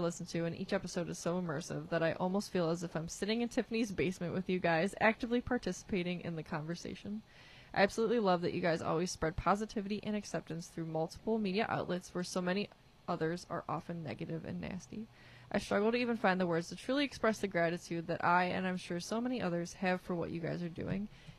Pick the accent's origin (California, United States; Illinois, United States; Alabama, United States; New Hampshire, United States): Alabama, United States; Florence; now in Tennessee, United States; I'm originally from Florence, Alabama. Shout out to Florence. But recently had to move